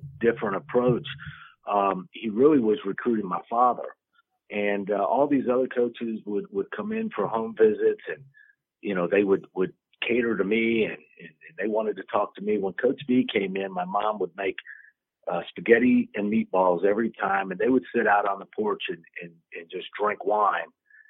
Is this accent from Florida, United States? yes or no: yes; Miami, Florida, United States; growing up in Miami in junior high school